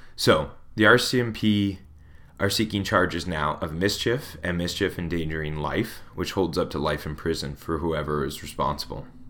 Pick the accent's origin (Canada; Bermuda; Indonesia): Canada; Smithers, British Columbia; I'm from a ski town, Smithers